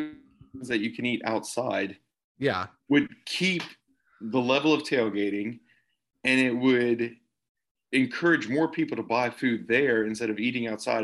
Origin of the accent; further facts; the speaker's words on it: the South, United States; as a Southerner